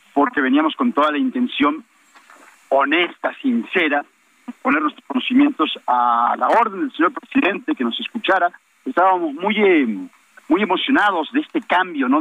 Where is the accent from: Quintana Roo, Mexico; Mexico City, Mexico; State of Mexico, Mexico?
Quintana Roo, Mexico; Nosotros vivimos allí, somos ciudadanos de Quintana Roo